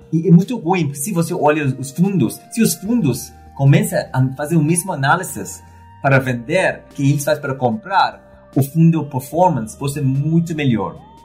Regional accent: Trinidad & Tobago; Portuguese is a second language; moved away as an adult; also born or lived in London, United Kingdom / United States / Argentina / Mexico; now in Brazil; Eu nasci na ilha, se chama Trindade e Tobago. Um, saí do paraíso para estudar em Londres

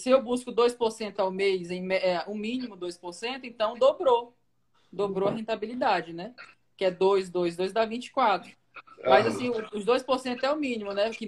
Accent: Porto Velho, Rondônia, Brazil; Então, eu sou de Porto Velho, Rondônia.

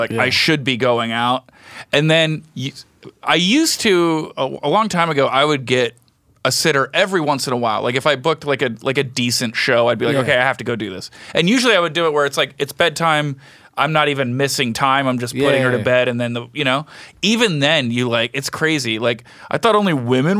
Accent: Jersey Shore, New Jersey, United States; I'm from the Jersey Shore

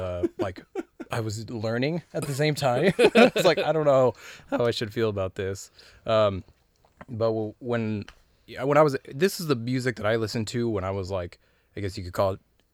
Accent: Los Angeles, California, United States; Yeah, since I was, like, a young kid, I grew up in Southern California, so L.A., and my dad was around.

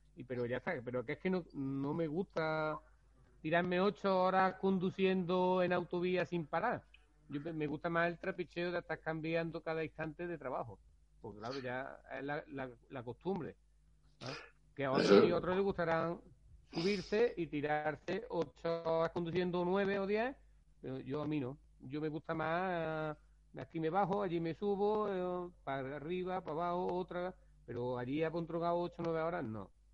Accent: Rute, Andalusia, Spain; yo soy de Rute

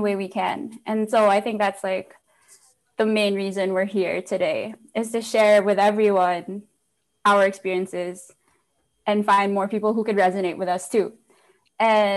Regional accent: Philippines; moved away as an adult; now in United States; I grew up basically in Philippines, born and raised

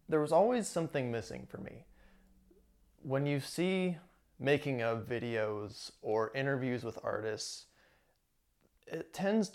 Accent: Midwest, United States; now in California, United States; I grew up in the Midwest

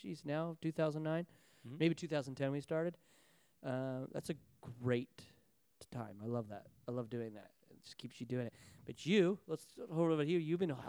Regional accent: Salt Lake City, Utah, United States; moved away as an adult; well, I come from Salt Lake City, Utah.

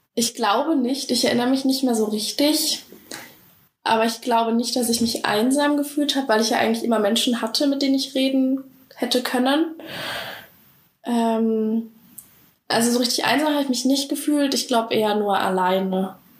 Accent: Saxony, Germany; moved away as an adult; now in Bavaria, Germany; ich komme persönlich aus Sachsen. Ich hoffe, man hört mir das hier nicht an im Podcast

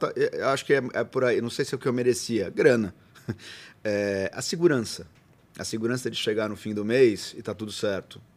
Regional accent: Bauru, São Paulo, Brazil; eu nasci na Capote, mudei para Arthur e a gente foi para Bauru

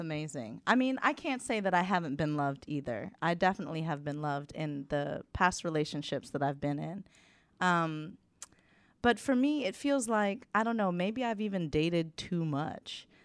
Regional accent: United States; moved away as an adult; being American

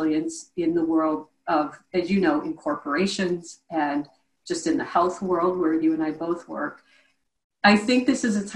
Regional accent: Midwest, United States; I'm from the Midwest, stone cold heart of the Midwest, and was raised by very practical parents

